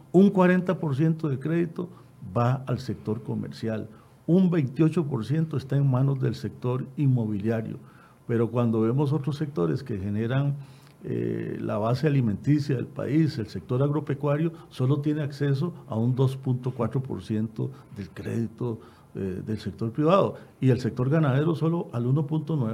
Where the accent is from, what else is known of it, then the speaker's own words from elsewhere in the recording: Costa Rica; como costarricenses